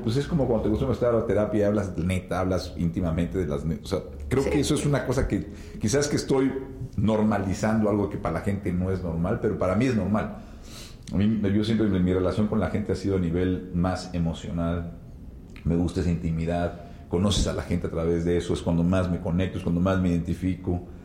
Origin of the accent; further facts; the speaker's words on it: Mexico; como mexicanos